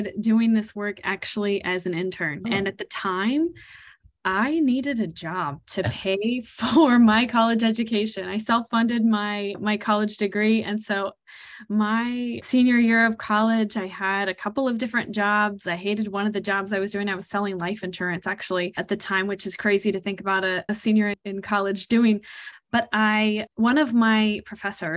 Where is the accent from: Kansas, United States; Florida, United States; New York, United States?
Kansas, United States; I am originally from Kansas. I am a native Kansan